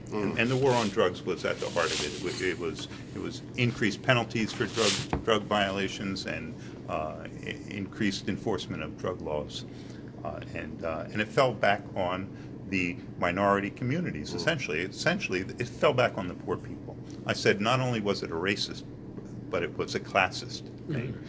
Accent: Trenton, New Jersey, United States; I grew up in Trenton. I graduated from Trenton High in 1966, and I live in Trenton now. I live in the western section of Trenton.

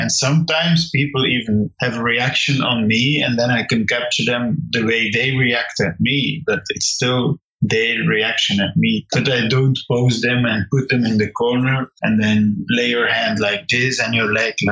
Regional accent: Flanders, Belgium; I come from Belgium. I live here in the northern part, the Dutch-speaking part of Belgium

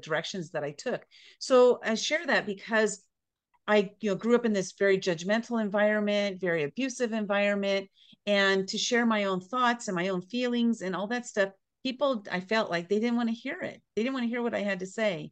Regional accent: San Diego, California, United States; also born or lived in Boise, Idaho; I grew up in San Diego, California

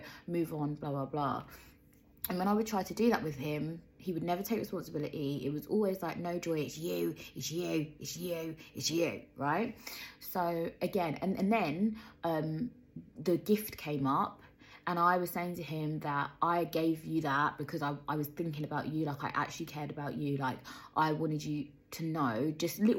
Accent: London, United Kingdom; moved away; I was born in Peckham

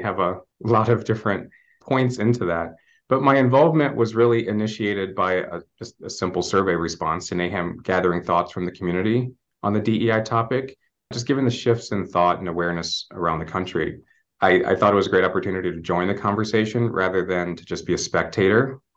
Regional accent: St. Louis, Missouri, United States; now in Los Angeles, United States; I'm a Midwest transplant, so I'm originally from St. Louis, Missouri area

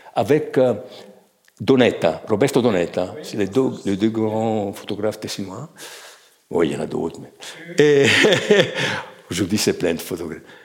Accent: Chiasso, Ticino, Switzerland; quand j'étais enfant, j'allais à Ponte Chiasso, qui est un kilomètre de Chiasso

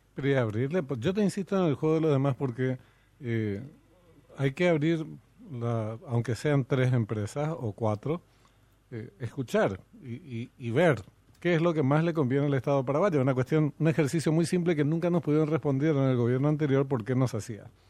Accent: Paraguay; nosotros paraguayos

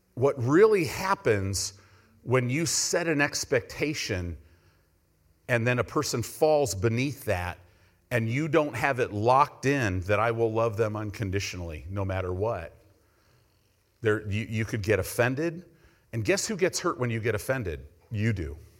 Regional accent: United States; we're American Christians.

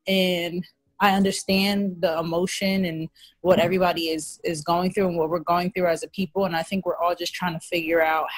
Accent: Trenton, New Jersey, United States; now in Willingboro, United States; Hi. I'm from Trenton, New Jersey, but I live in Willingboro right now, which is another city in Jersey.

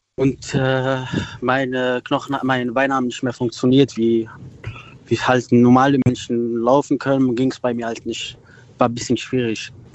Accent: Wiesbaden, Hesse, Germany; ich bin aus Wiesbaden

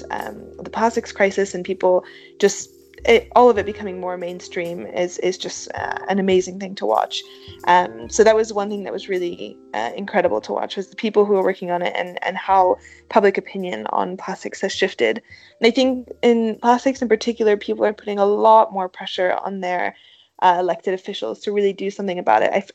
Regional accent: Switzerland; moved away as an adult; I grew up in Switzerland where we have a lot of mountains

